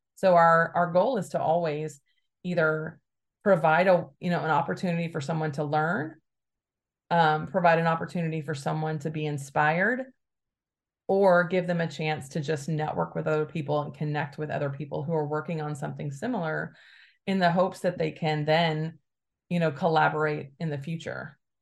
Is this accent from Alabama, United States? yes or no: yes; Alabama, United States; now in Bay Area, United States; I grew up in Alabama to a very conservative family